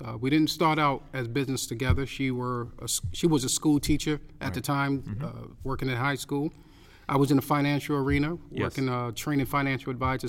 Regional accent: New York City, New York, United States; moved away as an adult; now in Orlando, United States; I'm from Brooklyn, New York.

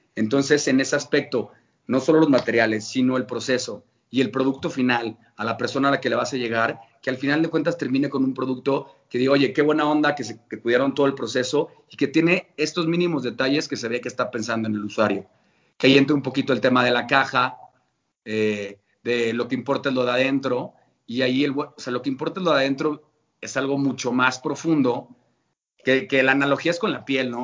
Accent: León, Guanajuato, Mexico; como buen leonés

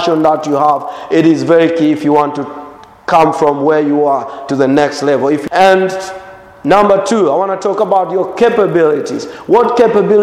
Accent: Morogoro, Morogoro Region, Tanzania; English is a second language; I would go hike the Uluguru Mountains in Morogoro.

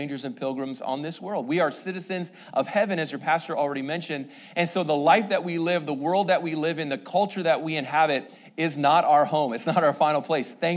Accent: Canada; moved away; I'm from Canada, so I'm trying to work on my American English

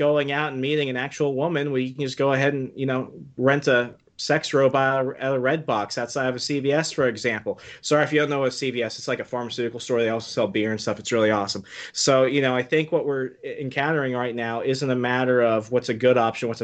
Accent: Virginia, United States; coming from Virginia

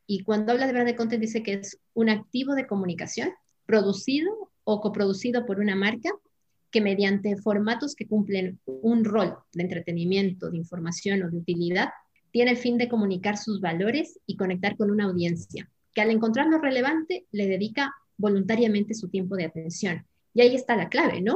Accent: Ecuador; moved away as an adult; now in Madrid, Spain; yo soy ecuatoriana, que vivo ya más de 20 años aquí en España

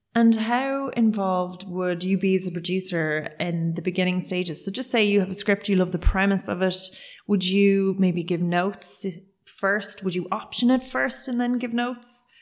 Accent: Cork, Munster, Ireland; I'm originally from Cork

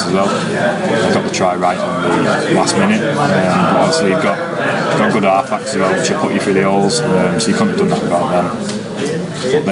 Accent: Warrington, North West England, United Kingdom; my hometown stadium

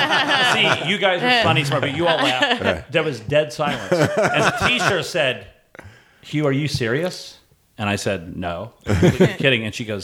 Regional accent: Indianapolis, Indiana, United States

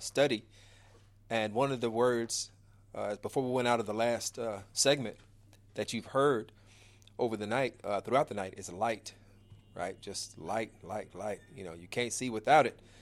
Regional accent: Chicago, Illinois, United States; the wonderful city of Chicago, Illinois, my hometown. Uh, Inglewood, born and raised

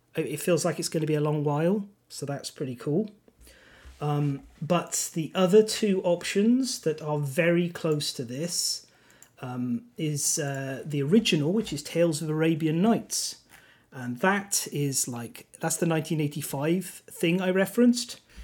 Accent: Welsh, Wales, United Kingdom; first language Welsh; English is a second language; My actual native tongue is Welsh

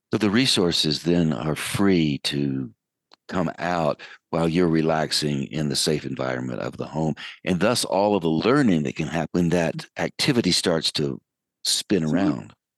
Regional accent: United States; accent: American; my American accent

